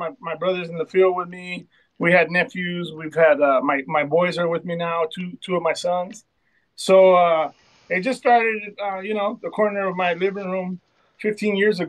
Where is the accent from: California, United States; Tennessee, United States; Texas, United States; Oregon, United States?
California, United States; Southern; Southern California. We're based out of Colton.